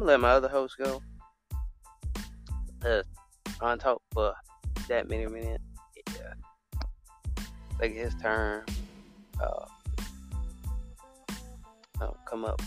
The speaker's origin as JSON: {"language": "English", "region": "Alabama", "country": "United States", "said": "I'm from America, but I'm from Alabama"}